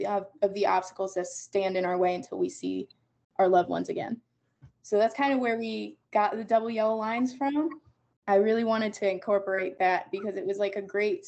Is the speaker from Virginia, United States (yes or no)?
no; Wellington, Ohio, United States; Wellington High School. So I was born and raised in Wellington.